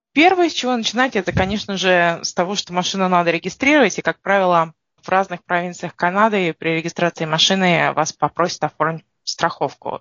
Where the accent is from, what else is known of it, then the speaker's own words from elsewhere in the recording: Russia; now in Canada; мы приезжаем из России, у нас в России